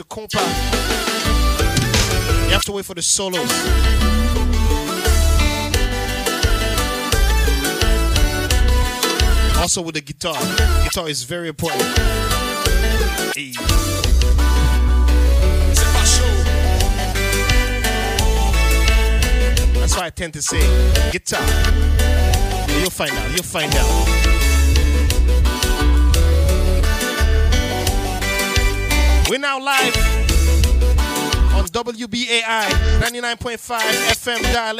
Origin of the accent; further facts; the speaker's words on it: Montreal, Quebec, Canada; now in New York City, United States; my hometown, Montreal, Canada.